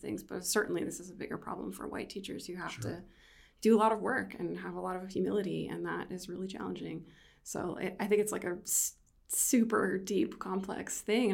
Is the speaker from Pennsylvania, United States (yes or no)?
yes; Erie, Pennsylvania, United States; moved away; also born or lived in Syracuse, New York; I'm from Erie, Pennsylvania.